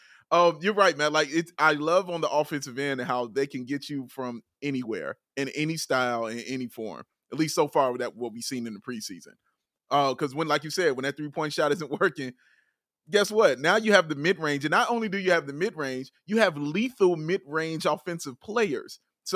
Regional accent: Chicago, Illinois, United States; I'm from Chicago, man.

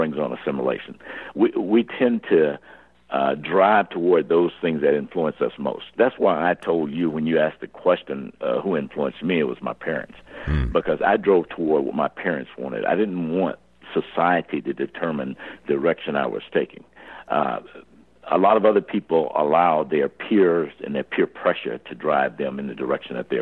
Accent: Birmingham, Alabama, United States; growing up in Birmingham, Alabama, during Jim Crow days

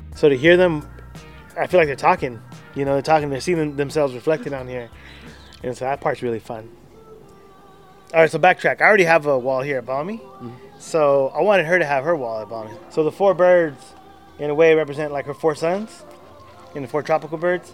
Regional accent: San Francisco, California, United States; also born or lived in El Salvador; we were all born in El Salvador. I'm the youngest of four boys. She brought us all here to San Francisco um, to avoid the war

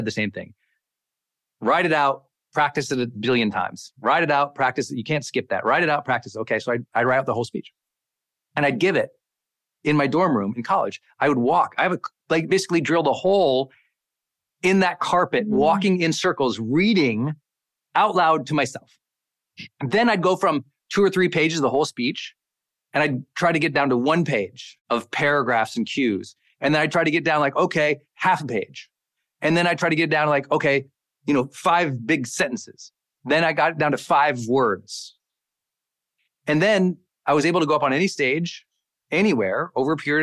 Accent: Montana, United States; moved away as an adult; I'm a kid from Montana

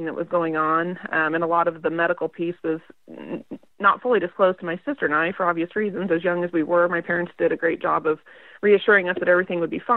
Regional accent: Nebraska, United States; moved away as an adult; now in Kansas, United States; I grew up in Nebraska. I was born and raised in a small town of about 600 people

